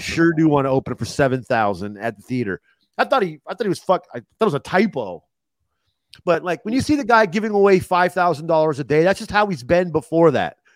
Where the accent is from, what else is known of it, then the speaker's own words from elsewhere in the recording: Los Angeles, California, United States; also born or lived in Ohio; now in Arizona, United States; I'm from Los Angeles